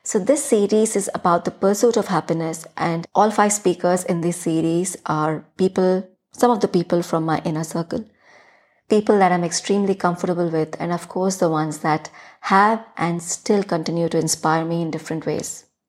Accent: Chhattisgarh, India; accent: thick Hindi influenced; first language Hindi; English is a second language; this almost Chhattisgarhi girl

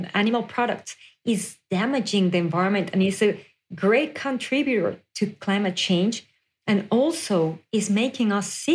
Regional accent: Mexico City, Mexico; moved away as an adult; now in United States; I was born and raised in Mexico City, and then I moved to the U.S. around 7 years ago

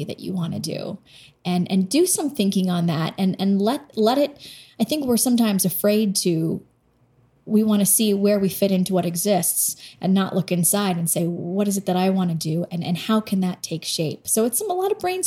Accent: Boston, Massachusetts, United States; moved away as an adult; growing up in Boston

